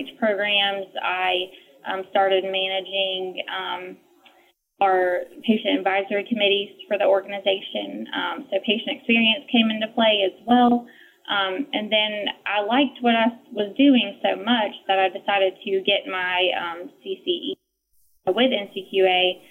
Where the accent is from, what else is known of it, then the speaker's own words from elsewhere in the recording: North Carolina, United States; I'm from North Carolina